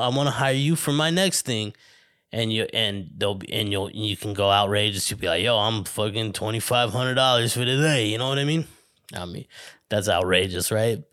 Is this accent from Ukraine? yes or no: no; Flagstaff, Arizona, United States; moved away as an adult; now in Los Angeles area, United States; my hometown in Arizona